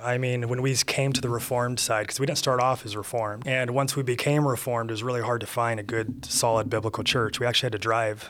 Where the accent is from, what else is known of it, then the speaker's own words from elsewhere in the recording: Central California, United States; moved away as an adult; also born or lived in Visalia / San Diego; now in the Shoals, Alabama, United States; born and raised in Central California, a couple hours north of L.A.